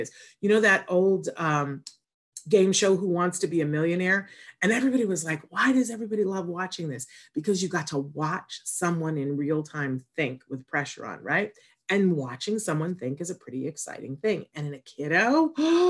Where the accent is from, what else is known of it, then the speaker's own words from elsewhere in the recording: Saratoga Springs, New York, United States; moved away; I'm originally from Saratoga, New York